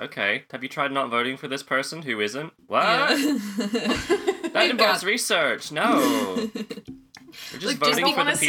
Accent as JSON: {"language": "English", "town": "Beedale", "region": "Yorkshire and the Humber", "country": "United Kingdom", "tie": "born or raised there", "lives_now": "Leeds, United Kingdom", "said": "So I'm originally from Beedale, North Yorkshire. Tiny place, no trains, sheep outnumber the people, don't look into it too hard. But I live in Leeds now, also North Yorkshire, and I do not sound like it"}